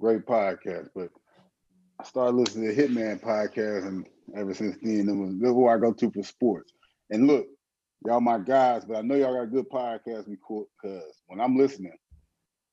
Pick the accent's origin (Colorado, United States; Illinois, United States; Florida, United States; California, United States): Illinois, United States; Aurora; also born or lived in Alton, Illinois; I'm from Alder, Illinois, you know, so I'm about 10 minutes from St. Louis, you know, right by East St. Louis. So I'm from Alder, Illinois. I just claim the Midwest. But I grew up in Aurora, Illinois